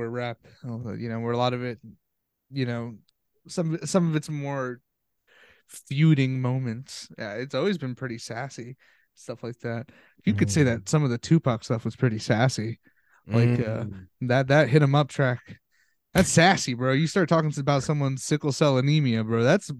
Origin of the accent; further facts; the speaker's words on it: Edison, New Jersey, United States; You know she's from my hometown.